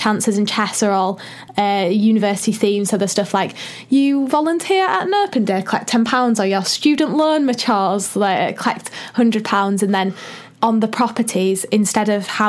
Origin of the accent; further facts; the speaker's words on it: Leeds, Yorkshire and the Humber, United Kingdom; I'm from Leeds